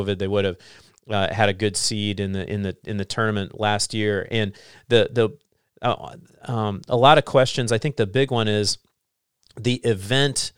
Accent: Hillsboro, Illinois, United States; moved away; my hometown in central Southern Illinois in Hillsboro at my parents' house

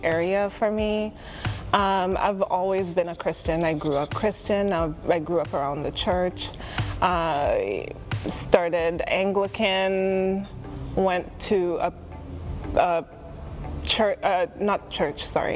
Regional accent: Kenya; now in United States; I grew up in Kenya

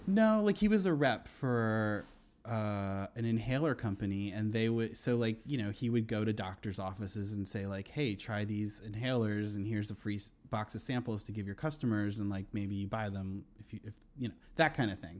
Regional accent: Wilmington, Delaware, United States; now in Astoria, Queens, New York, United States; I grew up in Wilmington

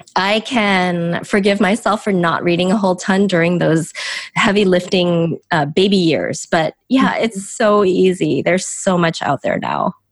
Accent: Chicago, Illinois, United States; first language Korean; English is a second language; I'm from the Chicago suburbs. I've really known no other home except maybe the north side of Chicago

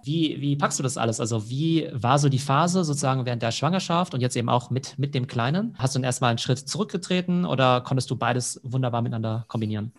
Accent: Germany; bei uns in Deutschland

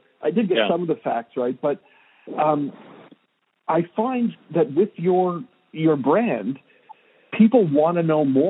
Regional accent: Canada; As a Canadian

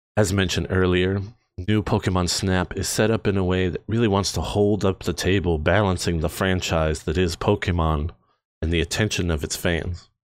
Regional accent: Canada; We are from Canada. I'm proud to be Canadian

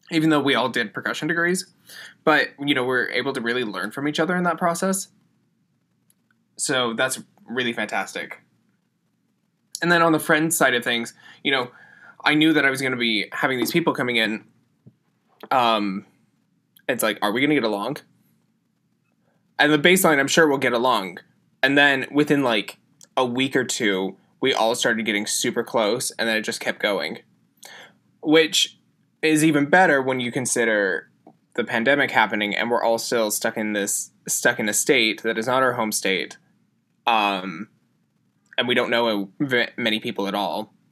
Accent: Utah, United States; Emily's from Connecticut, Steven's from Florida, I'm from Utah, and so all of us coming from basically the same distance away

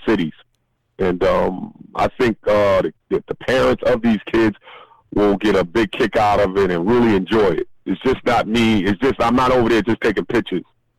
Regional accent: New York City, New York, United States; I grew up in New York

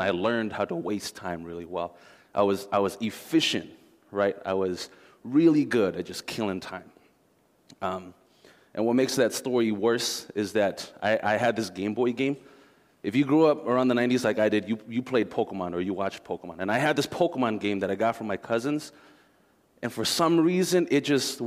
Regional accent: Minneapolis–Saint Paul, Minnesota, United States; I grew up here in the Twin Cities

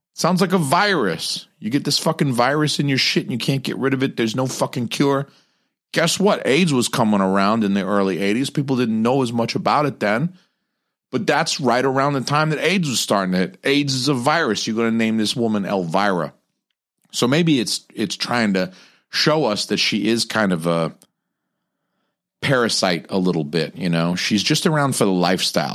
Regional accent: Atlanta, Georgia, United States; I'm from Atlanta

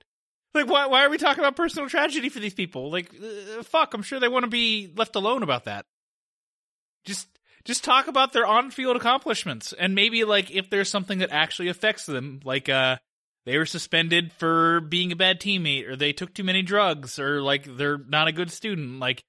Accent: Australia; And I'm an Australian mercenary guy. You can tell by my voice that I'm very Australian.

